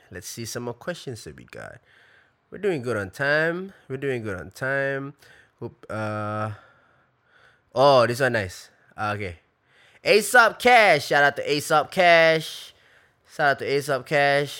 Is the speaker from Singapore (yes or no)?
yes; Singapore; I'm Singaporean, we grew up in Singapore